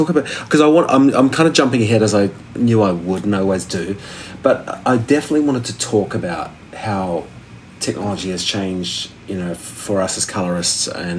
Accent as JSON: {"language": "English", "country": "New Zealand", "tie": "born or raised there", "said": "because I grew up in New Zealand."}